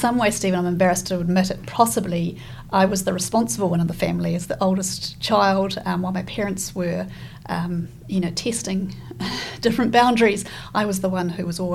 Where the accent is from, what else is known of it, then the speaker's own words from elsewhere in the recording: Kaitaia, Northland, New Zealand; also born or lived in Dunedin, New Zealand / Cambridge, United Kingdom; now in Christchurch, New Zealand; I was born in Kaitaia, right at the top of the North Island of New Zealand